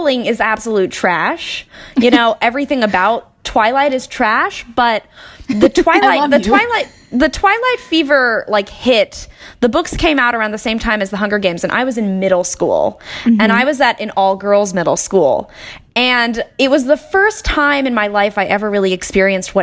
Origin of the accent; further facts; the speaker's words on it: Austin, Texas, United States; now in Los Angeles, United States; I'm from Austin, Texas, but I currently live in Los Angeles.